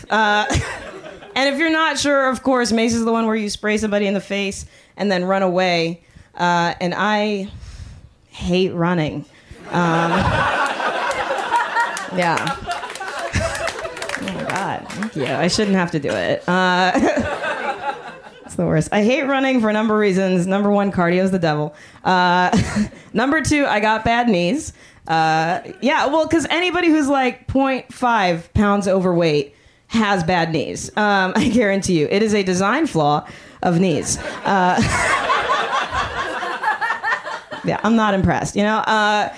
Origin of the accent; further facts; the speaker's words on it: Miami, Florida, United States; moved away as an adult; now in Oakland, United States; I grew up in Miami